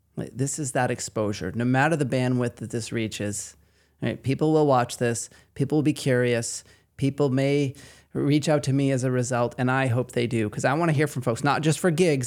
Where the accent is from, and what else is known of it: Maine, United States; accent: Maine